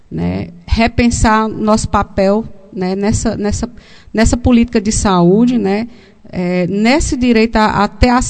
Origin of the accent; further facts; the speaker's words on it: Brazil; mas a gente resiste, porque somos brasileiros e, e a gente precisa resistir